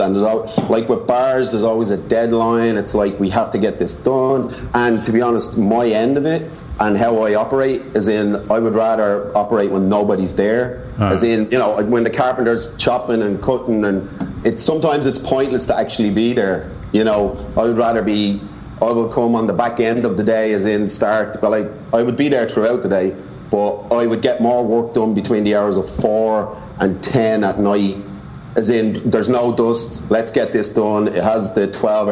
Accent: Dublin, Leinster, Ireland; moved away as an adult; now in New York, United States; I'm from Dublin

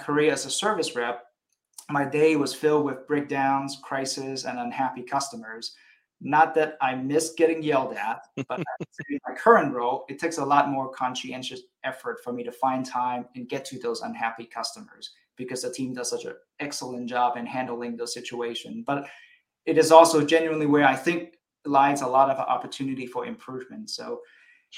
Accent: Hawaii, United States; moved away; also born or lived in Illinois / Seattle / Singapore / Chicago; I was born in Hawaii

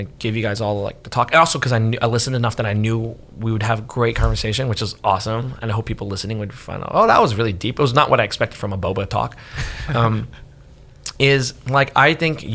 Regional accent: New Jersey, United States; now in San Francisco, United States; I grew up in New Jersey, and that Jersey kid in me

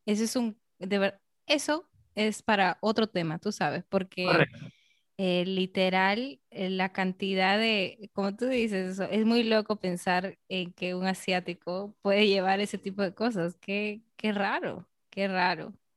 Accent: Peru; en mi propia ciudad, en Perú

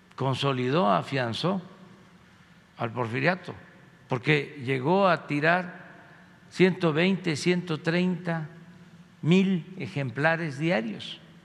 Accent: Tepetitán, Tabasco, Mexico; soy orgullosamente de Tepetitlán, Macuspana, Tabasco

